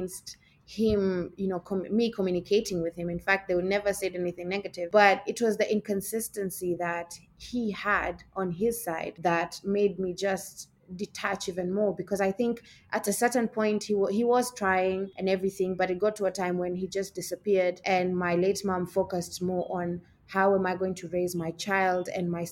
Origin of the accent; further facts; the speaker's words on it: Mombasa, Mombasa County, Kenya; also born or lived in Malaysia; I am from Kenya. So I grew up on the coastal line of Kenya, which is Mombasa. I was born, I was raised, I schooled